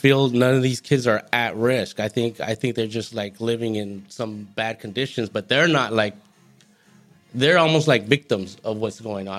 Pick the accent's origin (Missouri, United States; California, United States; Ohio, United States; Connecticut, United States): California, United States; Goleta; Well, I'm from Santa Barbara County.